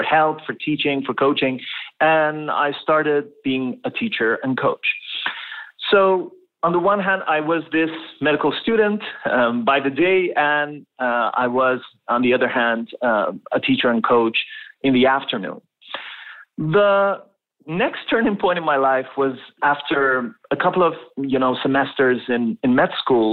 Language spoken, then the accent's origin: English; Tehran, Tehran Province, Iran; moved away as an adult; now in Canada; I was born and raised in Tehran, the capital city of Iran, and in a middle-class family.